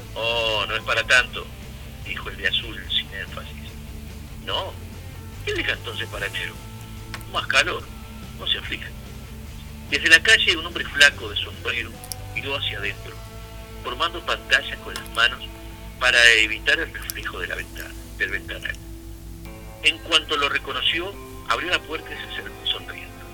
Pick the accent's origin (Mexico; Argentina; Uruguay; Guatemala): Uruguay; cómo somos los uruguayos